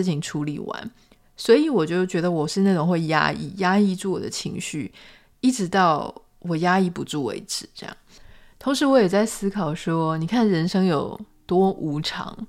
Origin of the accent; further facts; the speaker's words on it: Pingtung County, Taiwan; 就是说屏东很小啊，这是跟谁在比啊？我是屏东人，我不这么认为。